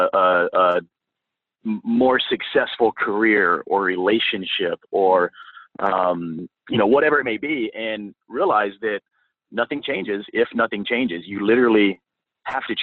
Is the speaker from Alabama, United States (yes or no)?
yes; Guntersville, Alabama, United States; now in Portland, United States; I grew up in a small town called Gunnersville, Alabama. It's in the northeast area of the state of Alabama